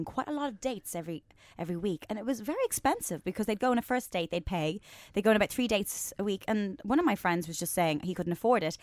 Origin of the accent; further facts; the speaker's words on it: Ireland; from Ireland, growing up in Ireland